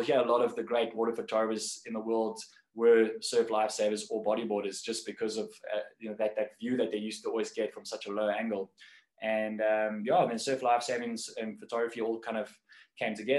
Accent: Cape Town, Western Cape, South Africa; born or raised there

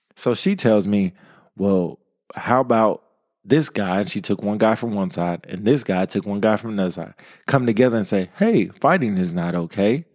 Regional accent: Modesto, California, United States; I come from Modesto, California. Shout out to the two oh nine, hard streets of Modesto

